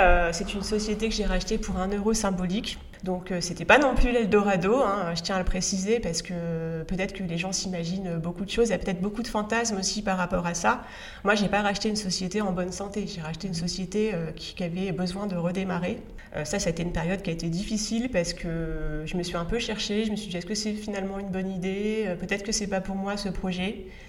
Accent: northern France, France; je viens d'un milieu populaire, je viens du nord de la France. Euh, mes grands-pères étaient tous les deux mineurs

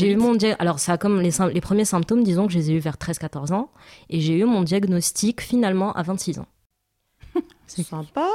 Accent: Morocco; je suis marocaine et donc j'ai grandi au Maroc

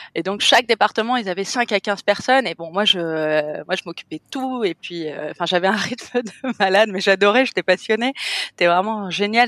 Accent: Cannes, Provence-Alpes-Côte d'Azur, France; moved away as an adult; now in Bali, Indonesia; je suis française, je suis moitié hollandaise, je suis née à Cannes, dans la French Riviera, et ça fait 14 ans que je suis en Asie maintenant

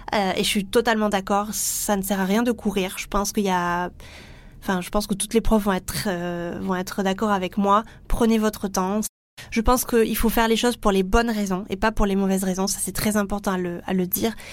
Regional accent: France; accent: French; mon super accent français

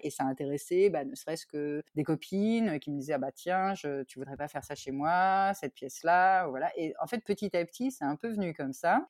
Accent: Tours, Centre-Val de Loire, France; moved away as an adult; also born or lived in Paris / Australia; now in Germany; je suis originaire moi de Tours

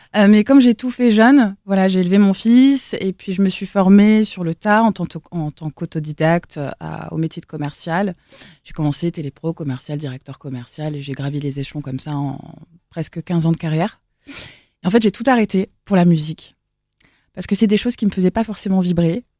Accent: Elbeuf, Normandy, France; moved away; also born or lived in south-west France / Paris; je viens d'Elbeuf, mmh. là où j'ai euh, grandi, dans le 76, à côté de Rouen

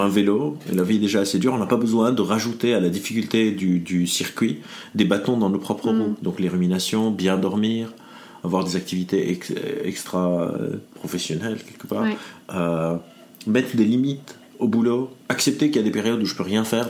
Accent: Lebanon; now in France; je viens du Liban, donc toute ma vie, euh, on appelle le Liban un pays sous-développé. Je suis arrivé mhm. dans le monde développé, genre la France

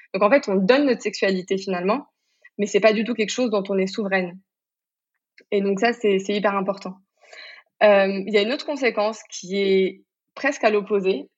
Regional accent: Morocco; je suis marocaine, j'ai grandi au Maroc

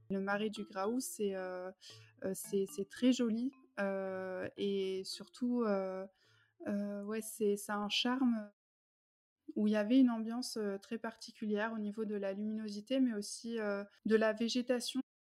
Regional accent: France; moved away as an adult; also born or lived in Germany; J'ai grandi en France

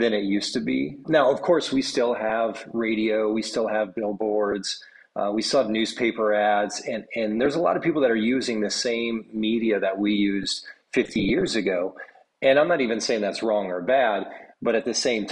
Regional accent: Midwest, United States; moved away as an adult; also born or lived in Saskatoon, Canada / Michigan; now in Atlanta, United States; Growing up in the Midwest myself

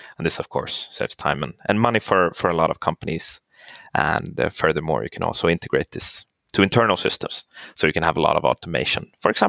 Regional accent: Stockholm, Stockholm County, Sweden; English is a second language; moved away as an adult; now in Finland; I'm born and raised in Stockholm, but I speak Finnish.

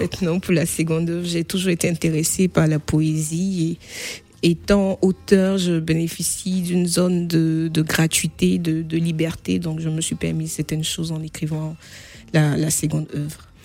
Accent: Bouaké, Côte d’Ivoire; now in Nemours, France; je suis ivoirienne euh, d'ethnie BT, ethnie située au centre-ouest de la Côte d'Ivoire

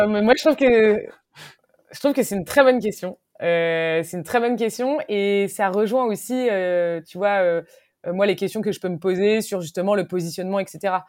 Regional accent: Brittany, France; je suis bretonne

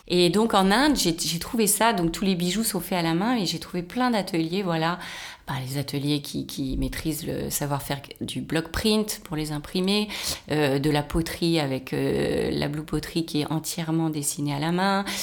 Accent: Rennes, Brittany, France; now in Paris, France; suis née à Rennes, j'ai été élevée en province.

